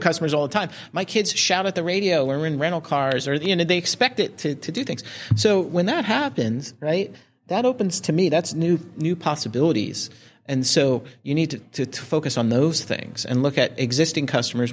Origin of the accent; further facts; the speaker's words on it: New Jersey, United States; I was growing up in Jersey.